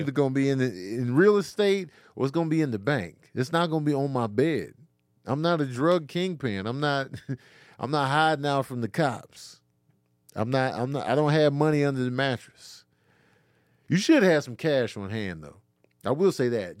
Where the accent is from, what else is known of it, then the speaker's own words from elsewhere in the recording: Chicago, Illinois, United States; also born or lived in Grand Rapids, Michigan; I was born in Grand Rapids, Michigan, but raised in Chicago